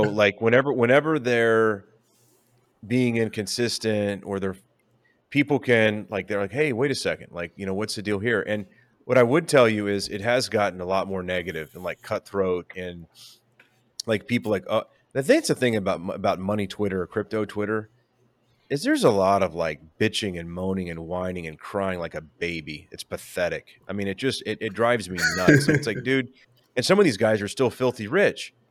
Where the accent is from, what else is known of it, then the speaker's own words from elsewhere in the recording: San Antonio, Texas, United States; I'm like from San Antonio.